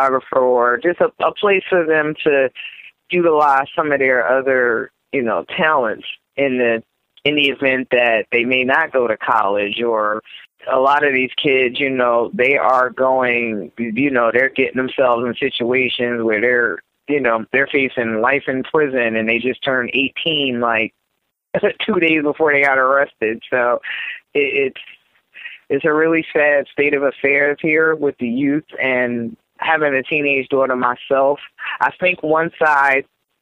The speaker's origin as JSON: {"language": "English", "region": "New Jersey", "country": "United States", "tie": "born or raised there", "said": "anybody that's been born and raised in Jersey"}